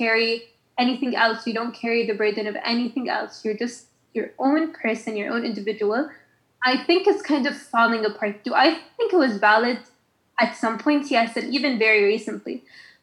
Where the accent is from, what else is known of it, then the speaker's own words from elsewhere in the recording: Khobar, Eastern Province, Saudi Arabia; moved away as an adult; also born or lived in United Arab Emirates; now in Sharjah, United Arab Emirates; I'm just a girl from Khobat.